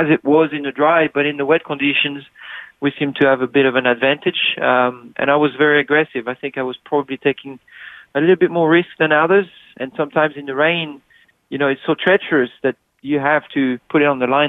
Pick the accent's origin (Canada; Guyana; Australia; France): France; Midwest of France; moved away; it's where I'm from in France, Midwest of France.